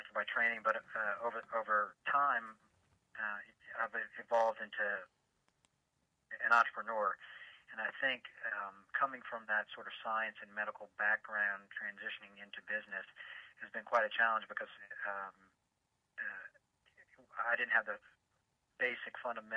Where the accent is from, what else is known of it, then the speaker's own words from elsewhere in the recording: New Orleans, Louisiana, United States; also born or lived in Washington, D.C.; now in Atlanta, United States; I was born in Washington, D., but I grew up and all my family is from New Orleans, Louisiana, so that's home for me